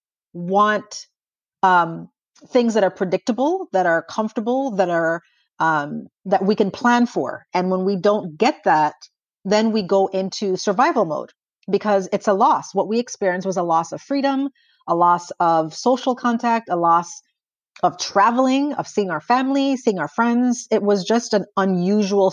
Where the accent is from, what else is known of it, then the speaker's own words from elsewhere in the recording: St. Croix, U.S. Virgin Islands; moved away as an adult; also born or lived in Buffalo, New York / Indiana / Ohio / California; now in San Antonio, United States; I'm originally from St. Croix in the U.S. Virgin Islands. I was born and raised there and didn't come to the States until 18